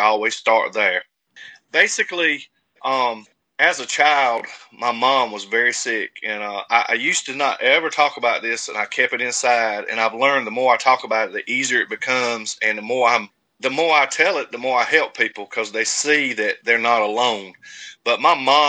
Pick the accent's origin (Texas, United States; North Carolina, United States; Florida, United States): North Carolina, United States; Castalia; also born or lived in Louisville, Kentucky; I'm from Eastern North Carolina in a little town called Castalia. It's population 300 and some change. Very small town. Everybody knows everyone. I've been there my whole life